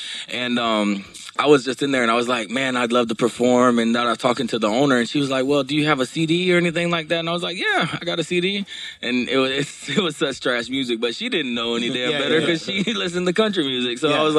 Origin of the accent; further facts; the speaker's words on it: Baton Rouge, Louisiana, United States; born there; I was born in Baton Rouge, Louisiana.